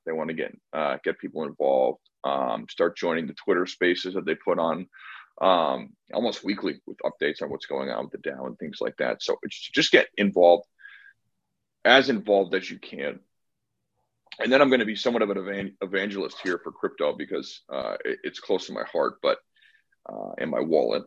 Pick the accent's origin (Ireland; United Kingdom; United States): United States; Connecticut; now in San Diego, United States; I moved from Connecticut uh, Kevin and I grew up together